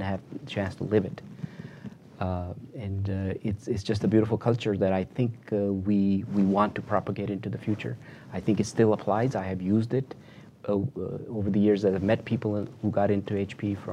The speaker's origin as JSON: {"language": "English", "town": "Chicago", "region": "Illinois", "country": "United States", "tie": "born or raised there", "moved": "yes", "lives_now": "Bay Area, United States", "said": "I grew up in Chicago."}